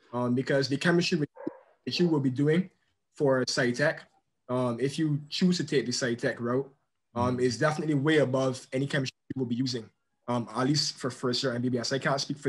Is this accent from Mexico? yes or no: no; Barbados; in my country, um, I'm from Barbados